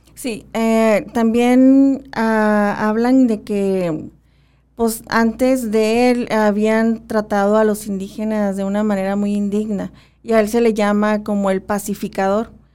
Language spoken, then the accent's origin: Spanish; Magdalena area, Sonora, Mexico; nosotros en nuestra área, se puede decir que, bueno, estamos entre ópatas y pimas